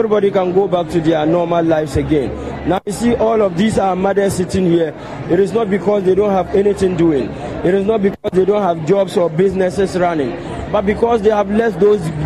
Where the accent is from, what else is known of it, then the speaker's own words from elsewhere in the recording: northern Ghana, Ghana; we are from the north. We are from Ghana